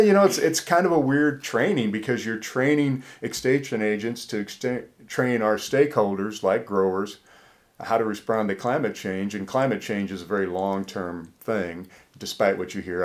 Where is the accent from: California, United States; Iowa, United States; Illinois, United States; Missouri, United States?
Iowa, United States; also born or lived in Mississippi / Alabama; now in Tennessee, United States; I grew up in Iowa